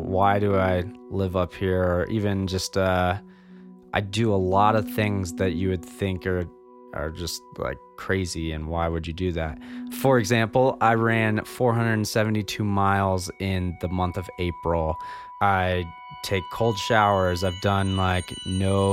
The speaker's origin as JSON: {"language": "English", "town": "Jackson", "region": "Wyoming", "country": "United States", "tie": "born or raised there", "said": "I was born in Jackson, Wyoming"}